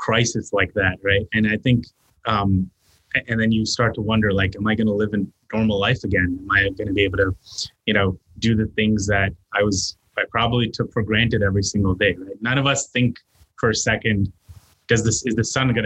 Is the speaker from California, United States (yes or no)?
no; New York City, New York, United States; also born or lived in India; growing up in New York City